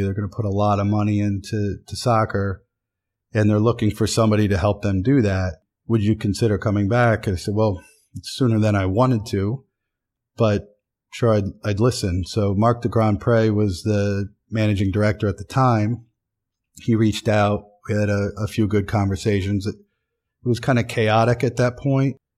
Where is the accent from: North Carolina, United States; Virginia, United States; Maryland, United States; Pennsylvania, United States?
Pennsylvania, United States; Williamsport; now in New York, United States; Williamsport, Pennsylvania. Town of 30, 35,000 people in the Susquehanna Valley